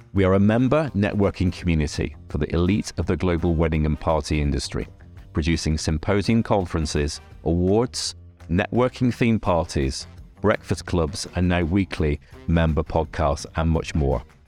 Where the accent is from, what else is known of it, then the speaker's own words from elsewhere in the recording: Lancashire, North West England, United Kingdom; I'm also from Lancashire